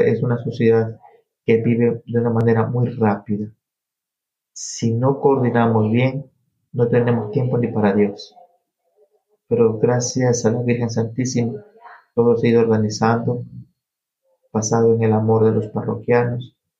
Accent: Naranjal, Guayas, Ecuador; moved away as an adult; also born or lived in New York; now in Peekskill, United States; soy ecuatoriano, 100%. Nací en un pueblo muy pequeño al sur del país que se llama Naranjal. Eso queda en una provincia llamada El Guayas

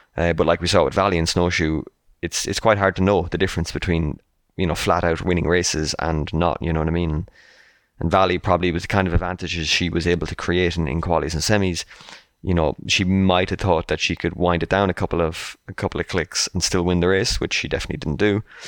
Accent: Ireland; as an Irishman myself

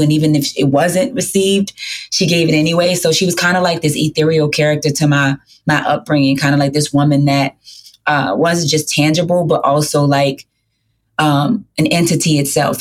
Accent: New Orleans, Louisiana, United States; I'm born and raised in the Lower Ninth Ward of New Orleans, Louisiana

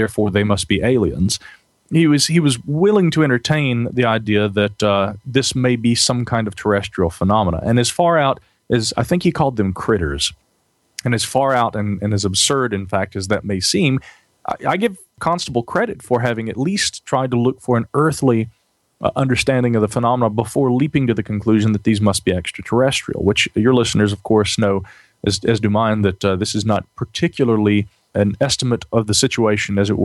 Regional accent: Asheville, North Carolina, United States; my hometown of Asheville

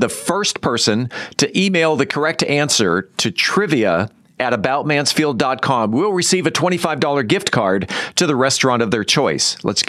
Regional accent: California, United States; now in Texas, United States; I grew up and lived in Southern California for quite some time, and coming to Texas 17 years ago

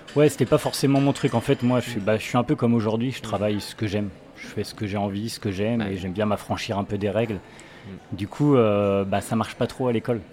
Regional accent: Saint-Jean-des-Mauvrets, Pays de la Loire, France; also born or lived in Angers / Trélazé; J'ai grandi de l'autre côté de la Loire, dans un petit village qui s'appelle Saint-Jean-des-Mauvrais.

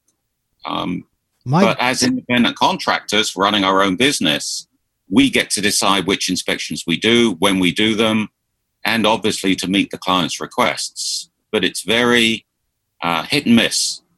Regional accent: United Kingdom; moved away as an adult; also born or lived in Philadelphia, United States; now in Florida, United States; I'm originally from just south of the Thames, just southwest of London.

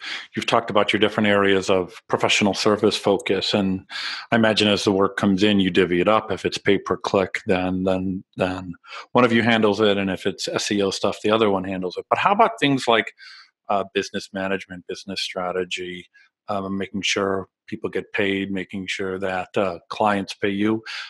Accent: Illinois, United States; But I grew up in Illinois

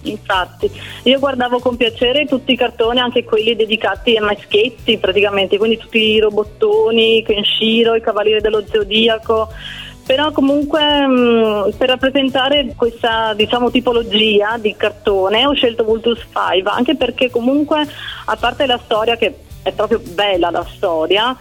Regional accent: Province of Venice, Veneto, Italy; also born or lived in Naples; Da piccola, perché i miei già lavoravano qua a Venezia e quindi ho sempre vissuto qui a Venezia

